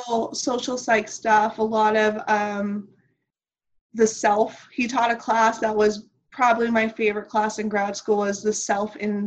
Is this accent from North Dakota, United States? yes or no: no; Laredo, Texas, United States; moved away as an adult; now in Sarasota, United States; in psychology, minor in art history from Texas A&M International University in my hometown of Laredo, Texas.